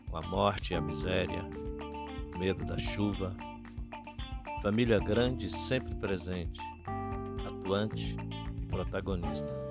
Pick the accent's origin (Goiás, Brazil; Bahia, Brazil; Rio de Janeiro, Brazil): Bahia, Brazil; Belo Campo; now in Curitiba, Brazil; Sou nascido e criado na Caatinga, lá em Belo Campo, na Bahia, em um momento turbulento e muito triste em nosso país, 1965.